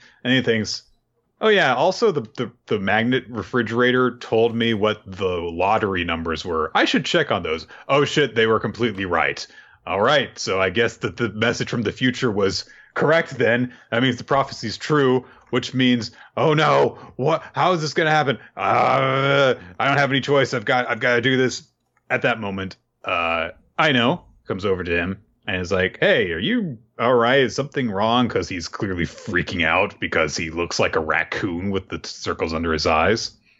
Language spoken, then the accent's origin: English; Osaka, Japan; It's more of a Kansai thing. Well, I'm from Osaka.